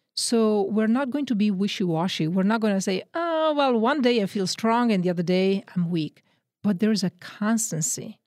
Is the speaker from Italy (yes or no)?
yes; Milan, Lombardy, Italy; accent: Northern Italian; English is a second language; moved away; also born or lived in Texas; I'm from Italy, Northern Italy. Grew up in the Diocese of Milan